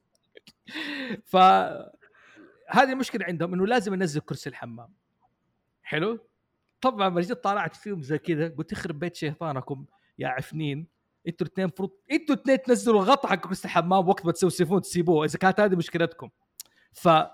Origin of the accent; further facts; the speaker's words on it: Jeddah, Makkah Province, Saudi Arabia; now in Riyadh, Saudi Arabia; عندنا في جده